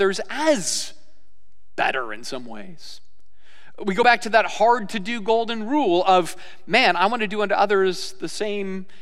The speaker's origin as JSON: {"language": "English", "country": "United States", "said": "as American Christians"}